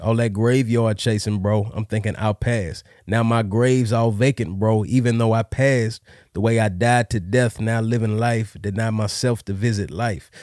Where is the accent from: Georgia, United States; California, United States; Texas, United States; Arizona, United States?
Texas, United States; Dallas; I grew up here in Dallas